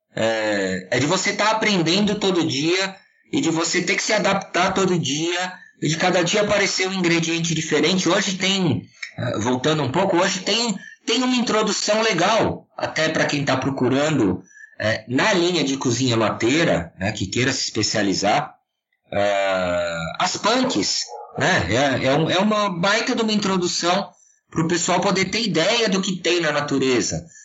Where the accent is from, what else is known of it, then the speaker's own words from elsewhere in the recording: Serra da Cantareira, São Paulo, Brazil; eu sou aqui da Serra da Cantareira, em São Paulo. Nasci, cresci e, e espero morrer no meio do mato